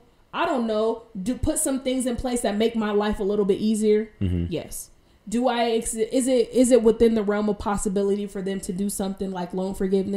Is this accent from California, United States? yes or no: yes; California, United States; I'm not from New York. I was born and raised in California.